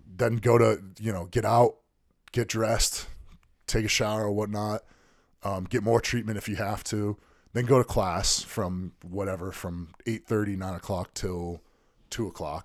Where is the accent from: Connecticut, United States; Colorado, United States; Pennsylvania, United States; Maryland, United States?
Connecticut, United States; my home state